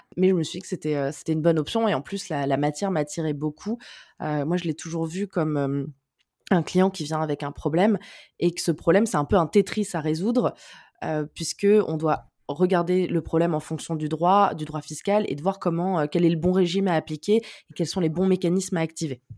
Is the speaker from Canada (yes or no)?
no; near Cannes, Provence-Alpes-Côte d'Azur, France; moved away as an adult; also born or lived in Neuilly-sur-Seine; now in Paris, France; on a déménagé quand j'avais un peu moins de 8 ans, mais je suis née, j'ai grandi à Neuilly-sur-Seine. Et après, on a déménagé dans le sud, dans une, dans une petite ville à côté de Cannes, dans les Alpes-Maritimes